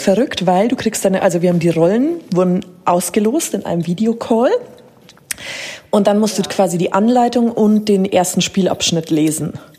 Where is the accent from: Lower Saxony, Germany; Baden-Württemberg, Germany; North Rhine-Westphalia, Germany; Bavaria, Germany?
Bavaria, Germany; Munich; als Münchner